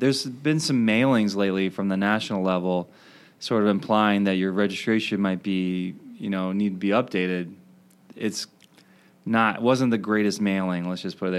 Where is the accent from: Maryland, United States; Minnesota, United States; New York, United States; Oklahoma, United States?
Maryland, United States; moved away as an adult; also born or lived in Wisconsin; now in Madison, United States; I grew up in Maryland and I came out to Wisconsin